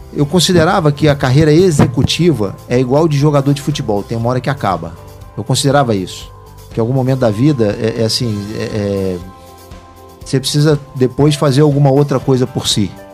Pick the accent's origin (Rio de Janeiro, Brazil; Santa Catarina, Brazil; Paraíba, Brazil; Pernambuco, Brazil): Rio de Janeiro, Brazil; moved away as an adult; also born or lived in Ribeirão Preto, São Paulo / interior of Minas Gerais / São Paulo; depois nós mudamos para o Rio de Janeiro. Ali eu estudei, passei minha infância inteira, minha adolescência